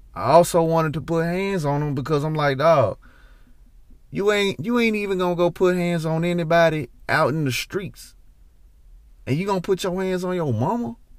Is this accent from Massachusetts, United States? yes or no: no; Memphis, Tennessee, United States; I'm from Memphis